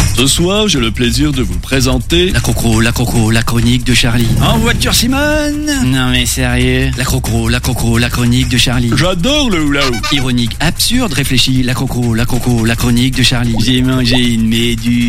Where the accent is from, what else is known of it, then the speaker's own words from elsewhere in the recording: Normandy, France; je suis normand